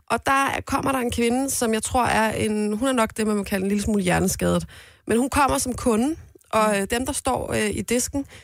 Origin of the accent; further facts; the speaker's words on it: Galten, Central Denmark Region, Denmark; Jeg er fra Galten.